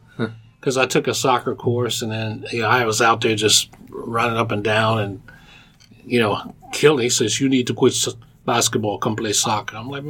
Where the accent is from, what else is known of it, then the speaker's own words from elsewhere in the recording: Cincinnati, Ohio, United States; also born or lived in Maysville, Kentucky; I grew up in Avondale. I was born in Maysville, Kentucky.